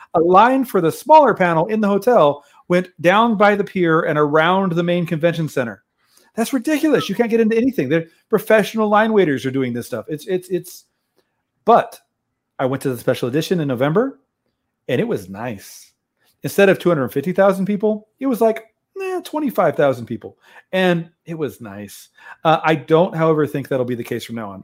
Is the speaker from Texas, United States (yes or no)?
yes; Brownsville, Texas, United States; also born or lived in San Antonio, Texas / Kansas; Most of my life in Texas, I spent, I was born in Brownsville, first five years in San Antonio, most of my life in Brownsville, two years in Kansas.